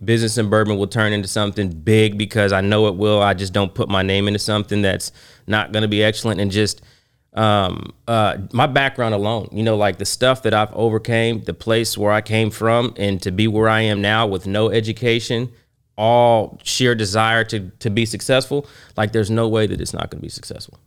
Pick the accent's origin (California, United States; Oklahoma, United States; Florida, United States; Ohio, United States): Oklahoma, United States; I am from Oklahoma.